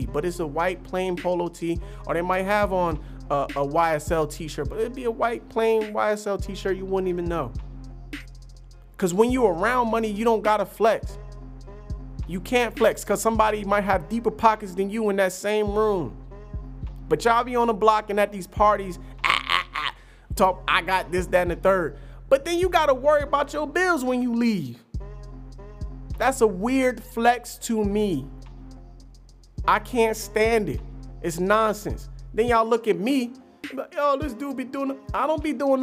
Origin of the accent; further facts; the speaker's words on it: New Jersey, United States; I'm from Jersey. Jersey is a different kind of monster in this country